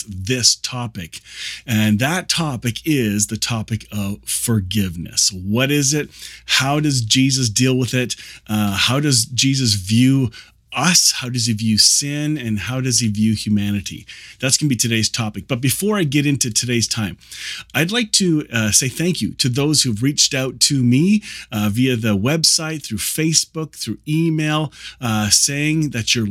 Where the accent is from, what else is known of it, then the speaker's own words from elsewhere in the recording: Kitchener, Ontario, Canada; I grew up here in the Kitchener-Waterloo area where this is being recorded.